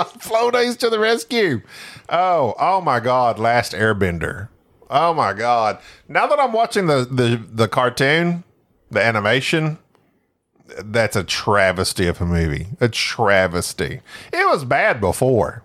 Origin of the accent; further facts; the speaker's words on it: Oklahoma, United States; moved away as an adult; also born or lived in Arkansas; now in Texas, United States; I was raised in Oklahoma for most of my life.